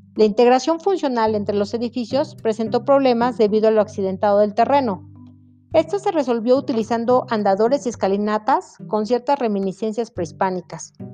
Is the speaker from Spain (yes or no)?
no; Mexico; nosotros como mexicanos